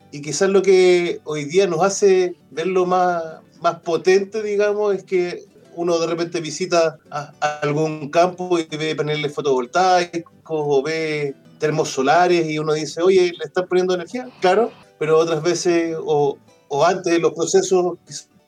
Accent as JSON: {"language": "Spanish", "town": "Pitrufquén", "region": "Araucanía", "country": "Chile", "tie": "born or raised there", "said": "Yo originariamente soy, soy de Pitrufquén, de una comunidad rural de Puraquina Alto, para los que conocen eso es de Pitrufquén, camino a Ñancul, por la parte sur del río Tortel."}